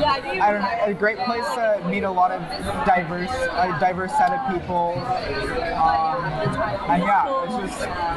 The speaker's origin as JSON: {"language": "English", "town": "Portland", "region": "Oregon", "country": "United States", "moved": "yes", "lives_now": "Philadelphia, United States", "said": "I'm from Portland, Oregon. I'm a freshman"}